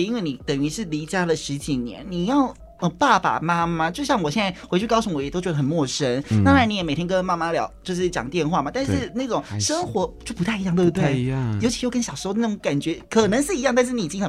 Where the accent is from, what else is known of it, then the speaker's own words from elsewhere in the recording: Kaohsiung, Taiwan; moved away as an adult; now in Taipei, Taiwan; 因为我我以前刚来台北的时候，我也是我是高雄人，然后来到台北读书，真的差不多七年多的时间。